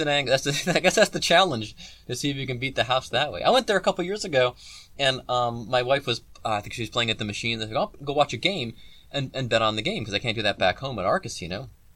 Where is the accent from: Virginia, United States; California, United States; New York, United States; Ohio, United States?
Ohio, United States; Cleveland; I'm from Cleveland.